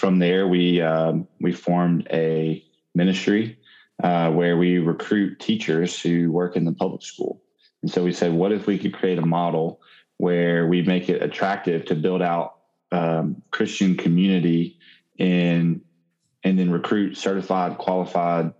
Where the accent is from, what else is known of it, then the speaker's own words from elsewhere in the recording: Mississippi, United States; I'm from Mississippi. I've never lived outside of Mississippi.